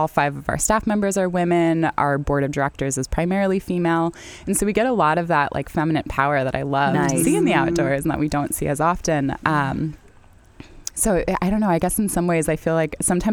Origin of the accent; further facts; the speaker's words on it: San Diego, California, United States; also born or lived in Duluth, Minnesota; now in Winona, United States; I'm not originally from the Midwest. I frequently get told I don't sound like a Midwesterner. I'm not. I'm from San Diego.